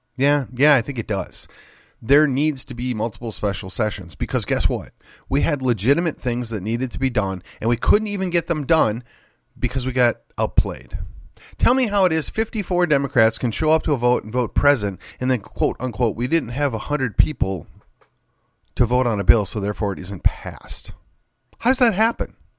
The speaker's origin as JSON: {"language": "English", "region": "Texas", "country": "United States", "tie": "born or raised there", "said": "Ken Paxton is from my hometown. Ken Paxton was my state rep. Then Ken Paxton was my state senator"}